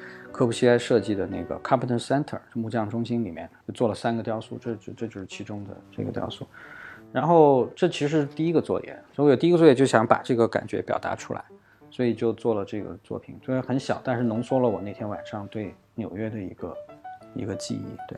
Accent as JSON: {"language": "Chinese", "town": "Wuxi", "region": "Jiangsu", "country": "China", "tie": "born or raised there", "said": "包括小时候在无锡，我记得跟我母亲在梨园。它里面有大量的假山，所以那个时候在里面玩捉迷藏"}